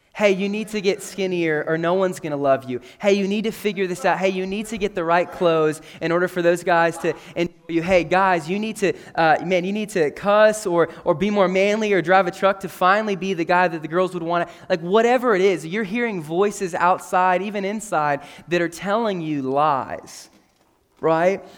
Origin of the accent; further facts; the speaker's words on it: McCook, Nebraska, United States; I grew up in McCook, Nebraska